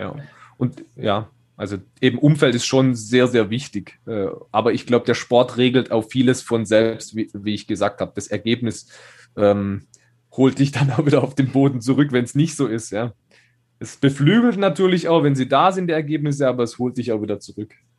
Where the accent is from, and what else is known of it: Schonach, Baden-Württemberg, Germany